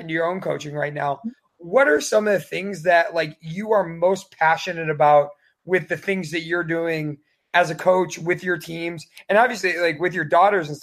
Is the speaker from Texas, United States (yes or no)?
no; Chicago, Illinois, United States; moved away; I'm originally from Chicago